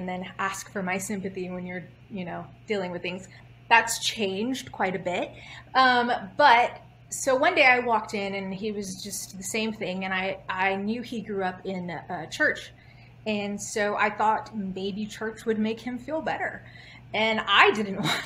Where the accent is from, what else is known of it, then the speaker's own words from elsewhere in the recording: Houston, Texas, United States; Born and raised in Houston, Texas